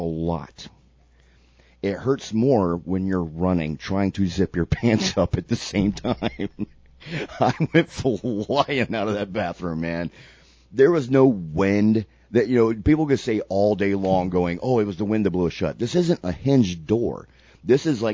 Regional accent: Sarasota, Florida, United States; I lived in Sarasota at the time, my hometown

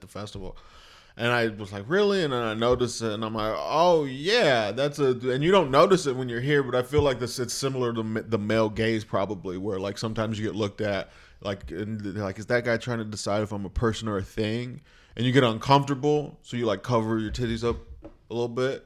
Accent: Lorain, Ohio, United States; also born or lived in Clovis, New Mexico; my first memories are back in Lorain, Ohio

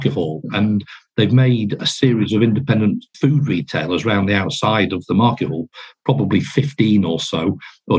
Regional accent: Crewe, North West England, United Kingdom; also born or lived in Biddulph, Stoke-on-Trent; I was born and brought up in Crewe and it's a lovely town.

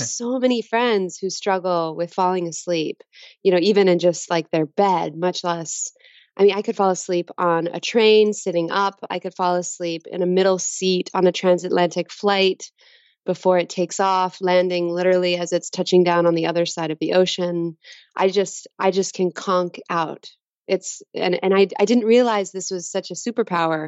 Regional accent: Dallas, Texas, United States; I was born in Dallas, Texas.

